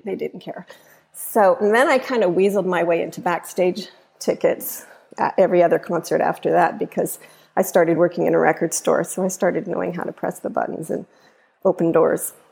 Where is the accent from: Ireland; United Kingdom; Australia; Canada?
Canada; now in United States; I'm Canadian